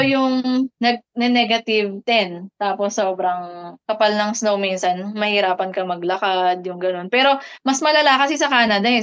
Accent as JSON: {"language": "Tagalog", "country": "Philippines", "moved": "as an adult", "lives_now": "Czech Republic"}